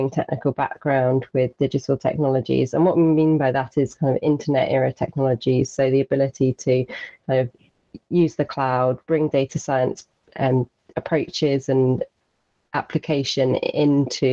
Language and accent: English; Isles of Scilly, South West England, United Kingdom; I grew up on the Isles of Scilly